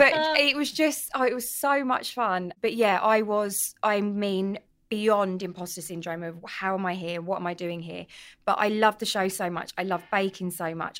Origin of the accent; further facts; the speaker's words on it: London, United Kingdom; also born or lived in Edmonton, London; I'm from North London originally, proud Londoner, um, from Edmonton. Tottenham, Tottenham born and bred